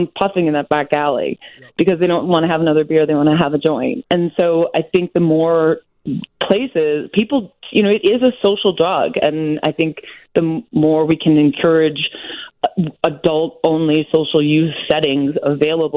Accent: Wisconsin, United States; I'm from Wisconsin

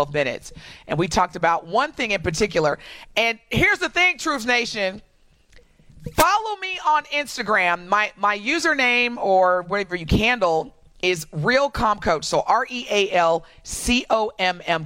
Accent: Milwaukee, Wisconsin, United States; I'm from Milwaukee

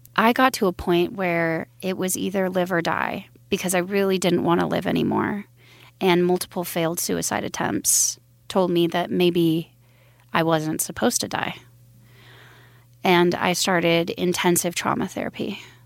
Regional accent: Billings, Montana, United States; also born or lived in Wyoming; I was born in Billings, Montana, in a religious cult

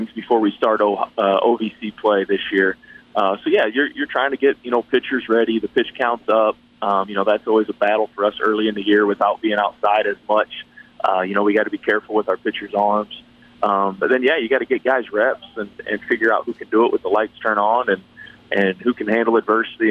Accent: Michigan, United States; moved away as an adult; now in Murray, United States; I'm originally from Michigan and played up there and coached up there a year

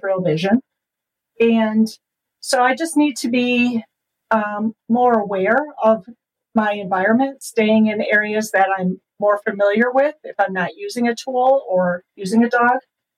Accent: Chicago, Illinois, United States; moved away as an adult; now in Fort Collins, United States; I was born and raised in the Chicago area

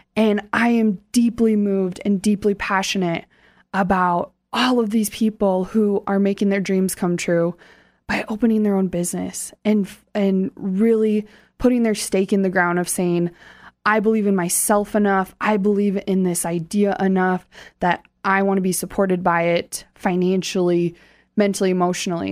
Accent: Hartford, South Dakota, United States; I grew up right outside of Sioux Falls in Hartford

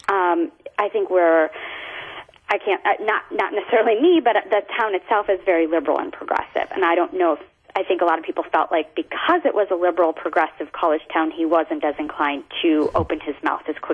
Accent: the North, United States; now in Charlottesville, United States; me being a transplant and growing up in the North

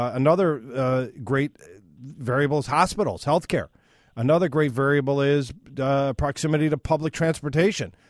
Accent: Northbrook, Illinois, United States; I'm from Northbrook

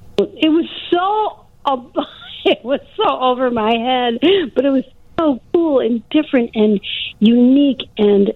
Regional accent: Crystal Lake, Illinois, United States; moved away; when I go back to my to my hometown

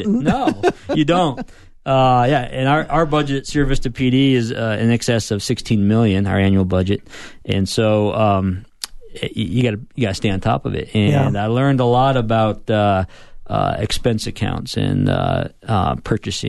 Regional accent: Arizona, United States; I'm an Arizona native, and actually come from a family of law enforcement

